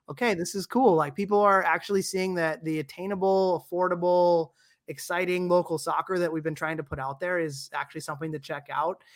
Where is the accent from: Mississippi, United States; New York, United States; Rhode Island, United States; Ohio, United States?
Ohio, United States; Dayton; I'm an Ohio South guy, I was born in Dayton, grew up there and played soccer there